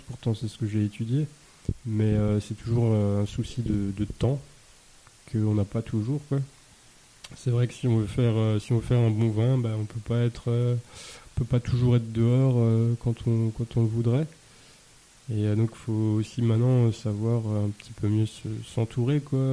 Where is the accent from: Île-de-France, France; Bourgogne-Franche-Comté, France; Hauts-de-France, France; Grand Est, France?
Grand Est, France; Alsace; also born or lived in Beaune; chez nous. En Alsace